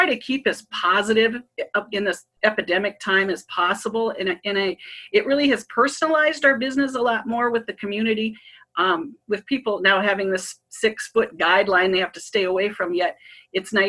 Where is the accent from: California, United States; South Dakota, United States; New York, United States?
South Dakota, United States; Spearfish; I'm born and raised in Spearfish